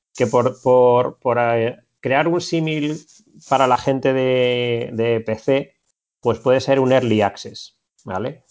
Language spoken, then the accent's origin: Spanish; Madrid, Community of Madrid, Spain; moved away as an adult; now in Barcelona, Spain; Yo soy de Madrid, pero hace cuatro años me vine para, para Barcelona